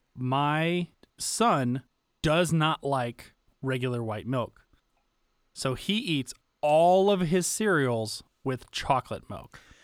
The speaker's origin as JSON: {"language": "English", "region": "the South", "country": "United States", "tie": "born or raised there", "said": "growing up in the South"}